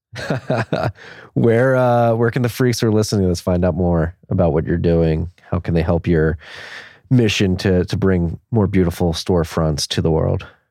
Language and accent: English; Philadelphia, Pennsylvania, United States; moved away; also born or lived in Havertown, Pennsylvania; I grew up born and raised in Philadelphia in Northeast Philly